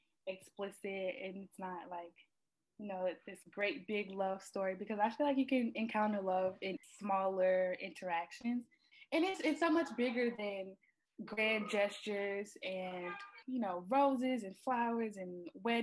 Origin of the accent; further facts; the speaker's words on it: South Carolina, United States; I'm from South Carolina, little small town where it's like everyone knows everyone